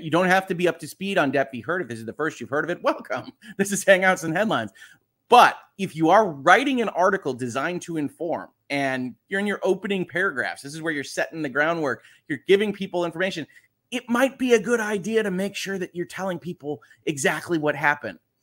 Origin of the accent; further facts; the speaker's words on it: United States; I am an American